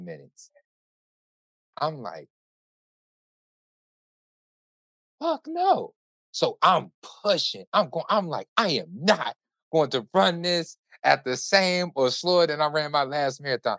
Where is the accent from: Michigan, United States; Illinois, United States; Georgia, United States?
Illinois, United States; Chicago; I am Chicago. I'm from Chicago